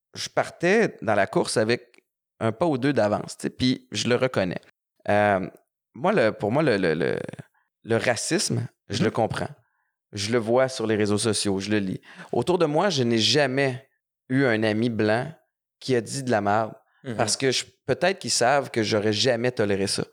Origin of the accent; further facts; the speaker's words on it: Montreal, Quebec, Canada; j'ai grandi à Montréal-Nord